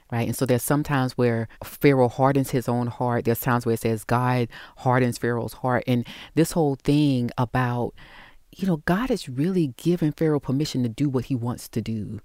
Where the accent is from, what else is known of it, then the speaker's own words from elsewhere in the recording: the South, United States; I was raised in the South